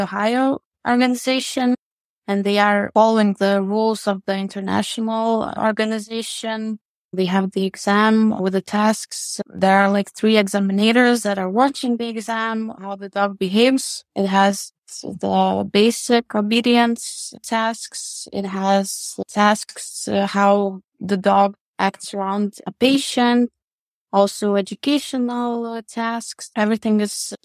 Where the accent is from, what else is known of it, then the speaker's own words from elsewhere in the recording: Lithuania; I am from Lithuania, living in Vilnius